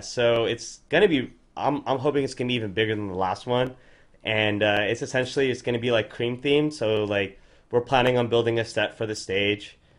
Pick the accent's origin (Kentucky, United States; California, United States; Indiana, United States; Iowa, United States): California, United States; Orange County; We're from Orange County.